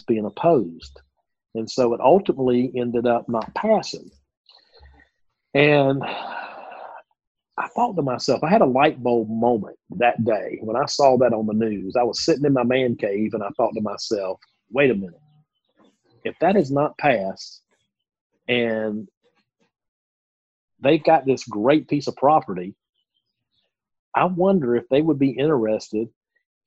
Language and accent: English; the South, United States; accent: Southern; my Southern accent